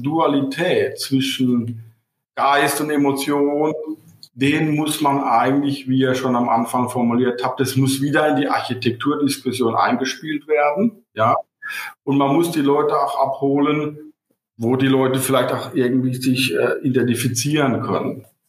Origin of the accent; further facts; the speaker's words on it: Rhineland-Palatinate, Germany; now in Cologne, Germany; bin ein Pfälzer, bin kein Kölsch, ja, und bin ja in der Nähe geboren worden